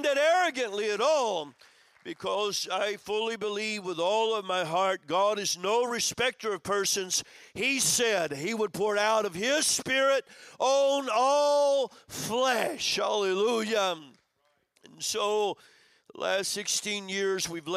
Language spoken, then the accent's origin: English; Madrid, Community of Madrid, Spain; I'm from Madrid